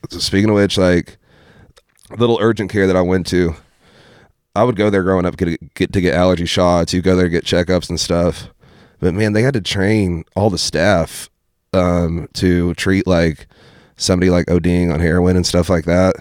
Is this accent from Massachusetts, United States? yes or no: no; Ashland, Kentucky, United States; growing up in Ashland